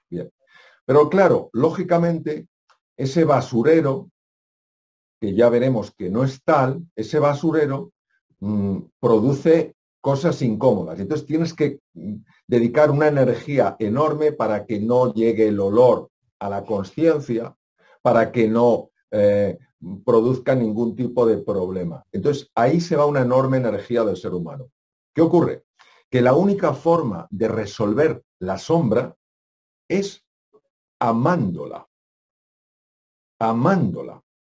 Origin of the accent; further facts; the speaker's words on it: Spain; yo tengo tantos años, yo soy español